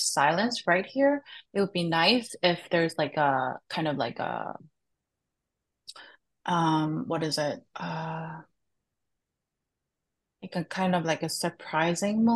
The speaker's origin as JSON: {"language": "English", "region": "Seoul", "country": "South Korea", "tie": "born or raised there", "moved": "as an adult", "lives_now": "Chicago, United States", "said": "I grew up and raised in Korea"}